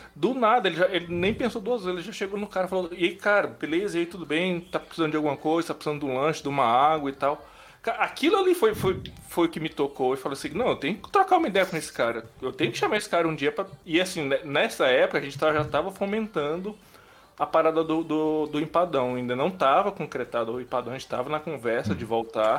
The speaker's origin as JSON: {"language": "Portuguese", "region": "Pará", "country": "Brazil", "tie": "born or raised there", "also_born_or_lived": "Brasília / Rio de Janeiro", "moved": "yes", "lives_now": "Goiânia, Brazil", "said": "nasci em Brasília, criado no Pará, já tenho um tempão em Goiânia, já morei no Rio"}